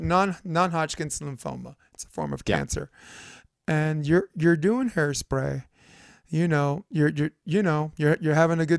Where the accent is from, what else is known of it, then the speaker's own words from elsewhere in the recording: Brooklyn, New York, United States; I'm from Brooklyn